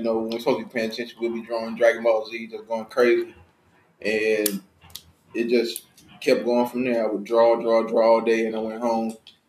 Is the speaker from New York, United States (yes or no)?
no; Houston, Texas, United States; also born or lived in Angleton, Texas; I was raised in Houston.